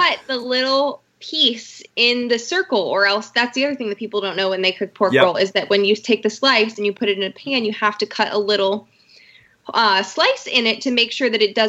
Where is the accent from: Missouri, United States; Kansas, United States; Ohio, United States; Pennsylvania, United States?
Pennsylvania, United States; also born or lived in New Jersey / Virginia; I am not originally from Virginia. So I am currently stationed in my permanent residence in Pennsylvania, which is where my parents live and where I grew up my entire life. So I've been hiding out in my house in Pennsylvania for about a month now